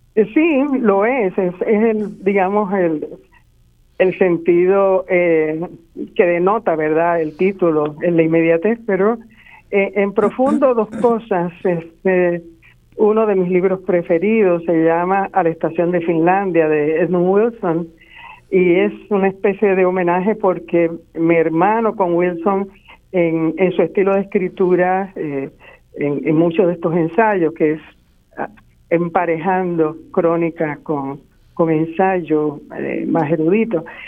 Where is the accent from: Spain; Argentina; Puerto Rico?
Puerto Rico; Ponce; also born or lived in San Juan, Puerto Rico; Ponce, pues mi ciudad natal, y sobre San Juan, el lugar donde vivo desde los 10 años y donde me hice universitaria